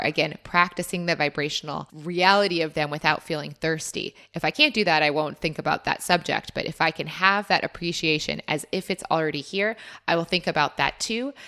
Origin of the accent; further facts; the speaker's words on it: United States; now in Australia; as an American